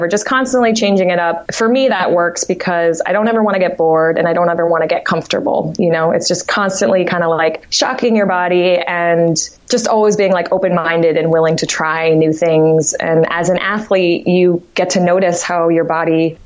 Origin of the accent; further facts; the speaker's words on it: Martha's Vineyard, Massachusetts, United States; moved away; also born or lived in Amherst, Massachusetts; I'm originally from Martha's Vineyard, Massachusetts, small island